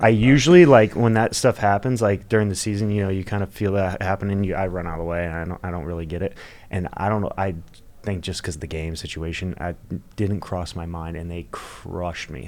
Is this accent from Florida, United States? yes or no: yes; Florida, United States; I'm from Florida. I love Florida. I think it's just home